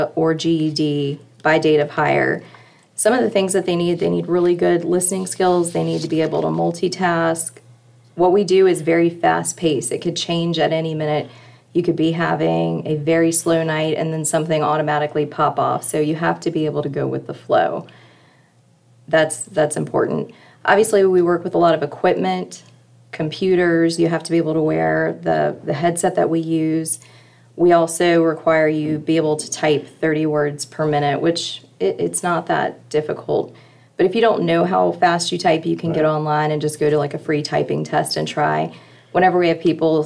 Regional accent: Prince George County, Virginia, United States; I originally hail from Prince George County, so I wasn't too far away

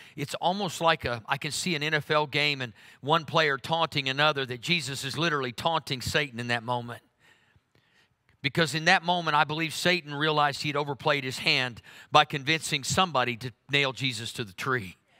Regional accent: Oklahoma, United States; I'm from Oklahoma.

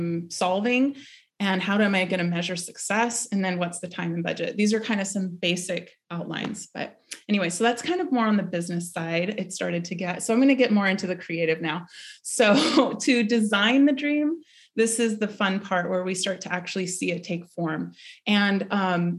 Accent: Peru; Peru, my home country

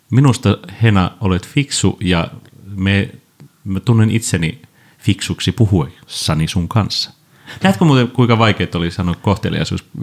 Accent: Tuusula, Uusimaa, Finland; ehkä ei Tuusulassa, mistä olen kotoisin, niin on semmoista ongelmaa

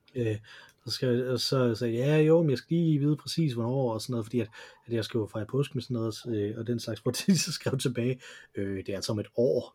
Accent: Silkeborg, Central Denmark Region, Denmark; jeg er fra Silkeborg, fordi de mm mødtes i, øh, i Silkeborg

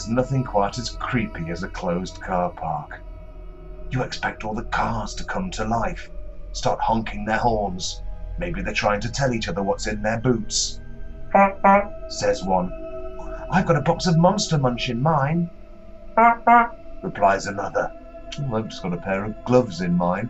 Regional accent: Nottingham, East Midlands, United Kingdom; moved away; the nooks and crannies of my hometown

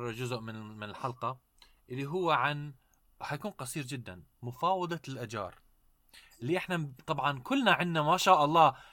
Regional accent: Iraq; انا عراقي بسجل بأوضتي

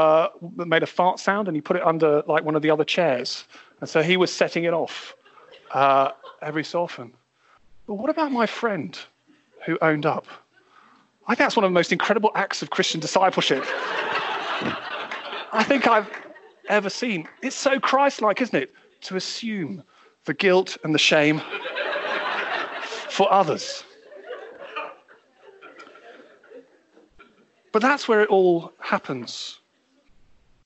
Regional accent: United Kingdom; being British

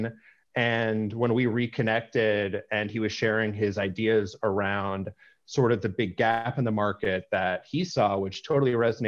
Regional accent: Arlington, Virginia, United States; I grew up outside Washington, D.C. in the suburbs in Arlington, Virginia

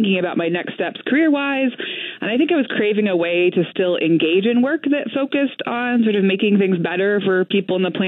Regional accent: Oregon, United States; moved away as an adult; also born or lived in Washington / Washington, D.C.; now in Madison, United States; I grew up in Oregon, went to college in Washington

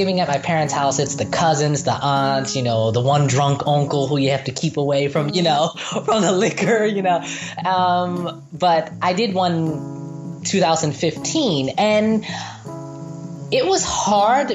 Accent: Philadelphia, Pennsylvania, United States; moved away as an adult; now in Nanterre, France; I was born in Philadelphia.

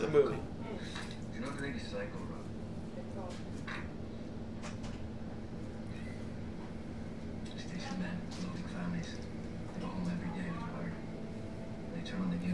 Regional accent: Midwest, United States; As a Midwesterner

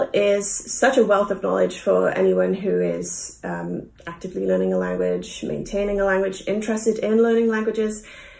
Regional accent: Cardiff, Wales, United Kingdom; now in Vancouver, Canada; I'm from Cardiff, which is basically right next door

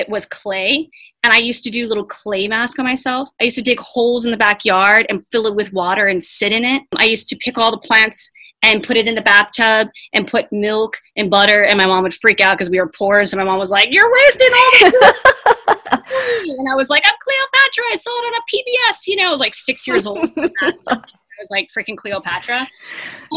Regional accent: Tucson, Arizona, United States; I grew up here in Tucson, Arizona, in the desert

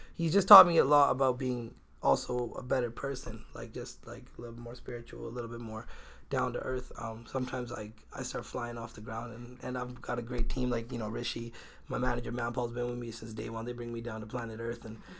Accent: Victoria, British Columbia, Canada; I'm from Victoria

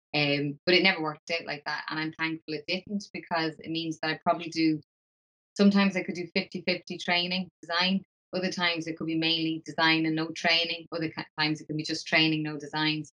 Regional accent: Dublin, Leinster, Ireland; moved away as an adult; now in Glasgow, United Kingdom; I'm originally from Dublin, I came over to Glasgow

